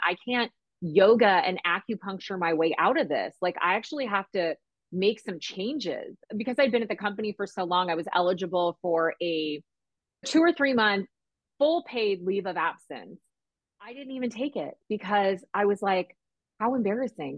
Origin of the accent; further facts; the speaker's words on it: Orange County, Southern California, United States; I grew up in Southern California in Orange County